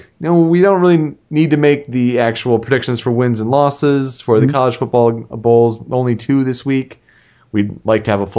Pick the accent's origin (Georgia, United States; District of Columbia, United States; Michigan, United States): Michigan, United States; Detroit; my hometown football team